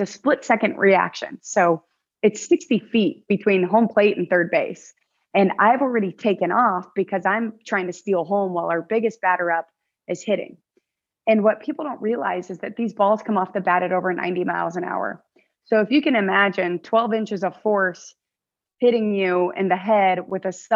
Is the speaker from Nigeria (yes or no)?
no; United States; I'm a Filipino American